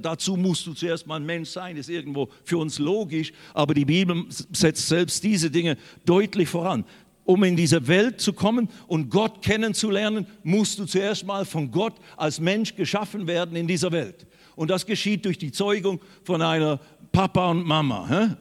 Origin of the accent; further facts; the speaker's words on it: Switzerland; now in Germany; Ich bin in der Schweiz geboren worden